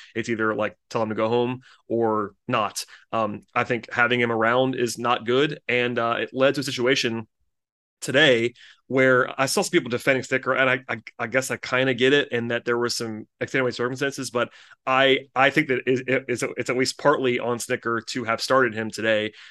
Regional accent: Gwinnett County, Georgia, United States; I grew up in Gwinnett County

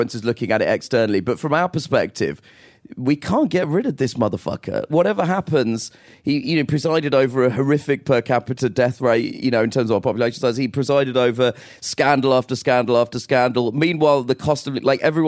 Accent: United Kingdom; I'm from Britain

